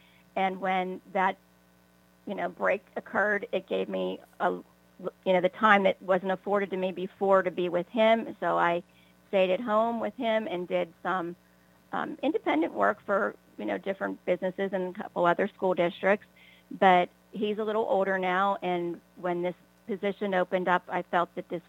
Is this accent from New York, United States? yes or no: no; White Oak, Pennsylvania, United States; I grew up in White Oak and attended all of the McKeesport area school districts from White Oak School up to the high school